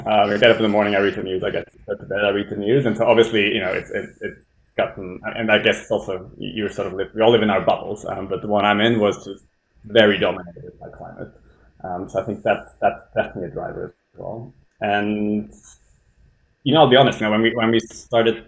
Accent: Switzerland; now in London, United Kingdom; I'm Swiss. I grew up in the Swiss countryside, tiny village, 200, 300 people or so

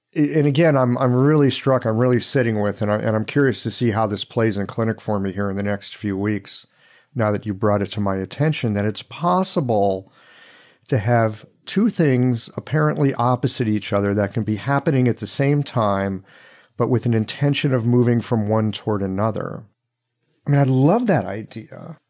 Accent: United States; growing up in this country

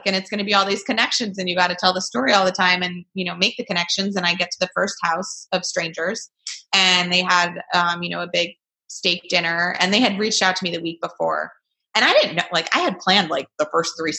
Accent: New York, United States; New York, wow, which is my home state

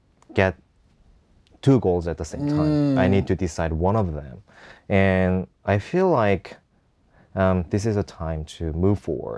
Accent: Seoul, South Korea; English is a second language; I came from Seoul, and I love my country

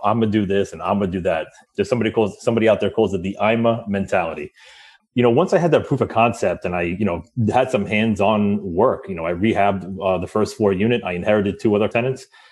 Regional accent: New York, United States; I grew up right outside of New York City

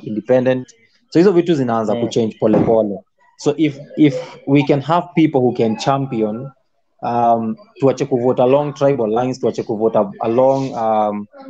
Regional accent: Siaya, Siaya County, Kenya; moved away; mi ushago kwetu ni siaya

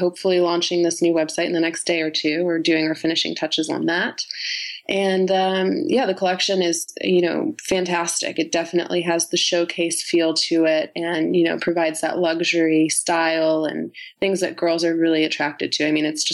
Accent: New York, United States; we're both from New York

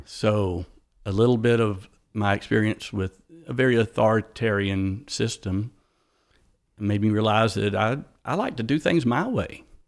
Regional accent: East Point, Georgia, United States; I was born in East Point, Georgia.

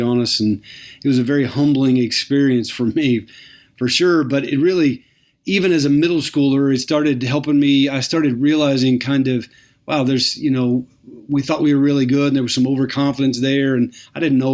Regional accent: United States; also born or lived in Texas / Alaska; I grew up in Texas and Alaska. That's where I spent my childhood

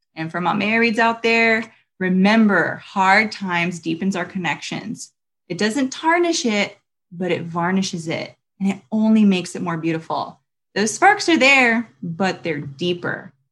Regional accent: Long Beach, California, United States; also born or lived in Los Angeles, California; now in Huntington Beach, United States; I grew up in Long Beach

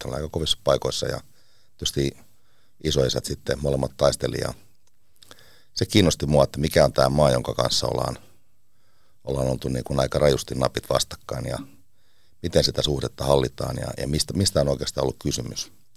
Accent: Seinäjoki, South Ostrobothnia, Finland; also born or lived in Teuva; now in Washington, United States; Mä oon Seinältä kotoisin

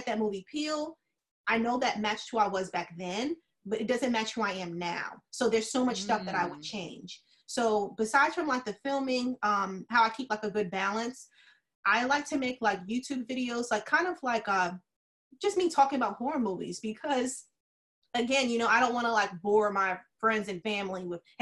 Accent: Yonkers, New York, United States; accent: New York; now in Florida, United States; I'm from Yonkers

